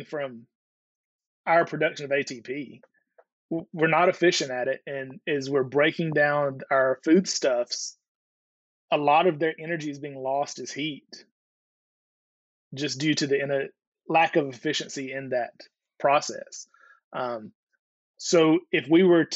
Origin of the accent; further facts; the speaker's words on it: the South, United States; moved away; also born or lived in Georgia / Alabama / Chicago / South Florida; I grew up in Georgia and Alabama and moved to Chicago.